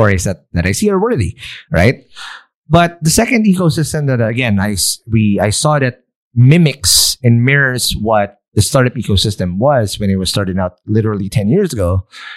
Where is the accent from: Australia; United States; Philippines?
Philippines; a brown ass Filipino like me